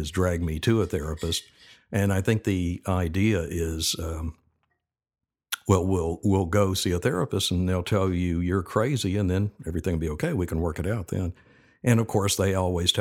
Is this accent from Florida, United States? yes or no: yes; Tampa, Florida, United States; also born or lived in Birmingham, Alabama; I'm from Birmingham, Alabama. I moved to Tampa when I was six. And I've been here ever since